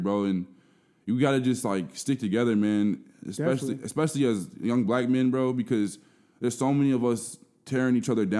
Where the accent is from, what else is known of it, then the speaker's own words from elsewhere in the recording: Burnsville, Minnesota, United States; I'm from South Minneapolis originally, but I have really faint memories of even living there. Mm-hmm. Like, we moved to Burnsville when I was, like, 2 or 3 years old.